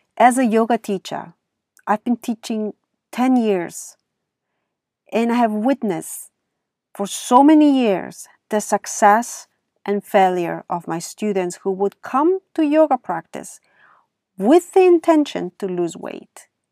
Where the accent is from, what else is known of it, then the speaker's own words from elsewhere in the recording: Germany; accent: thick accent; now in California, United States; I grew up in Germany, And over there, sports is a must in schools.